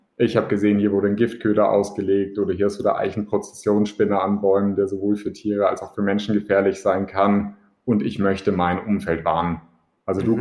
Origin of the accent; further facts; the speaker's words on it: Augsburg, Bavaria, Germany; als Augsburger in der Stadt